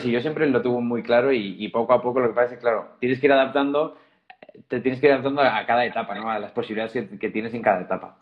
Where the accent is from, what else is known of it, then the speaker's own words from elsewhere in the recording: Zaragoza, Aragon, Spain; moved away as an adult; now in Madrid, Spain; unos años tocando en mi ciudad natal, en Zaragoza